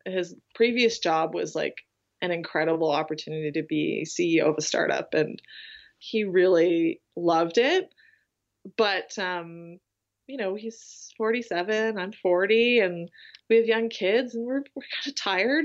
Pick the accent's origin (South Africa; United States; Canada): Canada; Vancouver, British Columbia; moved away as an adult; also born or lived in Isle of Man; I grew up in Vancouver